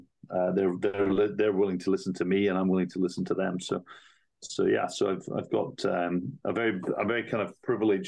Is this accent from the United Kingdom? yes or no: yes; United Kingdom; moved away; also born or lived in Asia / New York / London; I'm British, but I've worked mainly in Asia.